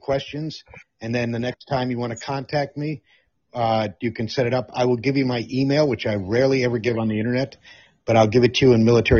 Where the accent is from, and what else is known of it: Netherlands; born or raised there; moved away